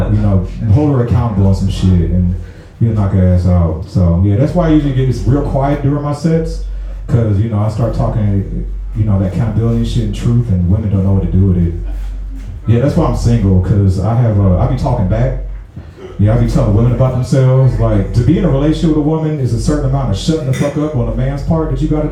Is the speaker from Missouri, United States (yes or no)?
yes; St. Louis, Missouri, United States; moved away as an adult; now in Atlanta, United States; I'm from St. Louis